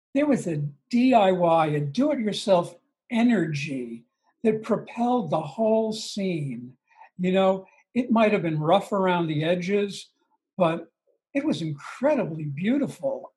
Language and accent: English; Long Island, New York, United States; I grew up on Long Island. Um, about 20 miles outside the city, outside, outside of Manhattan